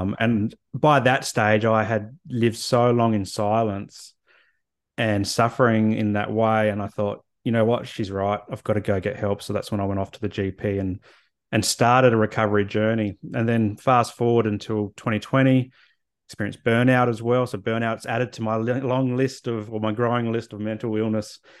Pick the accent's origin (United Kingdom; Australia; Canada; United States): Australia; Adelaide, South Australia; moved away as an adult; also born or lived in Canberra / Hobart / Brisbane; now in Sunshine Coast, Australia; grew up in Adelaide and left there after university, moved to Canberra, moved to Hobart, moved to Brizzy, and then the Sunny Coast